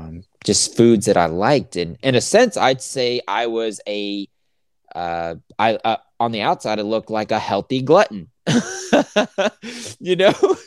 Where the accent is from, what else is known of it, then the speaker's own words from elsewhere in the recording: the South, United States; I'm from the South. I grew up on sweet tea